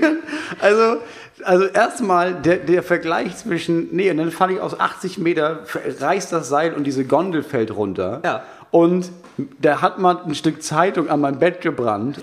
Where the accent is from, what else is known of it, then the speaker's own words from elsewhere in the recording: Itzehoe, Schleswig-Holstein, Germany; bei uns in Itzehoe